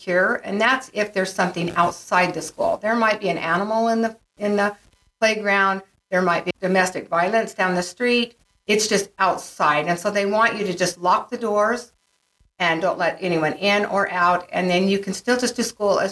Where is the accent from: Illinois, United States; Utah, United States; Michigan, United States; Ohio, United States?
Utah, United States; Ogden; I grew up in Ogden, Utah